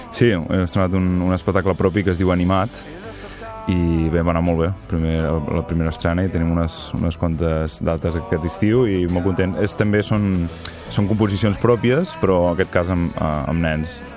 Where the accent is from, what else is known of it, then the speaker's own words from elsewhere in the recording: Figueres, Catalonia, Spain; moved away as an adult; also born or lived in Girona; now in Caçà de la Selva, Spain; visc a Caçà de la Selva i sóc de Figueres